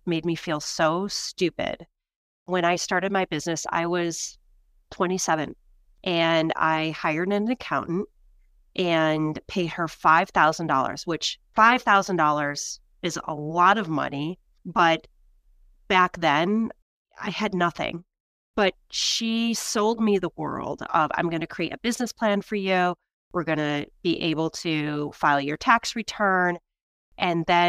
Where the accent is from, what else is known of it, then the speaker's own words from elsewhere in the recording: Michigan, United States; now in New York, United States; I'm from the Midwest. I'm from Michigan.